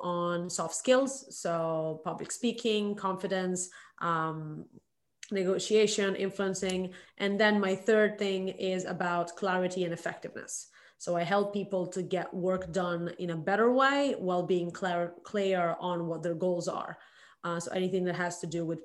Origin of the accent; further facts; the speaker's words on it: Milan, Lombardy, Italy; moved away as an adult; now in Shanghai, China; I'm originally from Milan, Italy